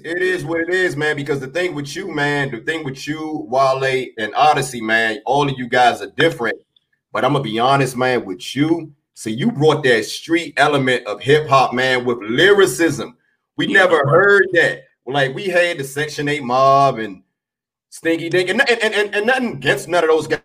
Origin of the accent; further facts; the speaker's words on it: Washington, District of Columbia, United States; I was born on on the South Side, man, but I moved I moved uptown, man. So I grew up, you know, probably like minutes away from you